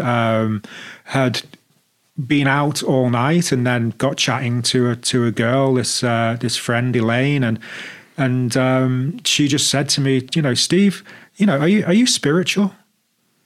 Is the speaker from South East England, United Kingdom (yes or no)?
no; Liverpool, North West England, United Kingdom; moved away as an adult; also born or lived in Birmingham; I grew up in Liverpool